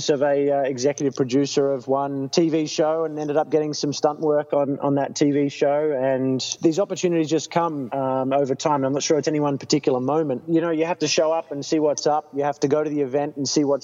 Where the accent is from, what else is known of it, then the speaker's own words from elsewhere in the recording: Australia; as an Australian